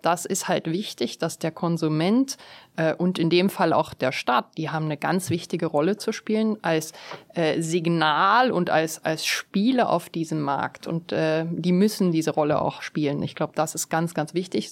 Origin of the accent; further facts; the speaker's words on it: South Africa; moved away; bin ich ja in Südafrika geboren und aufgewachsen